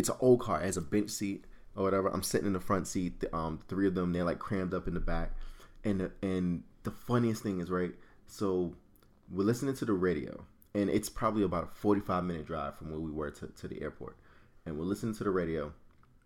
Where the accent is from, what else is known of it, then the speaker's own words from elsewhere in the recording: New York, United States; we're from New York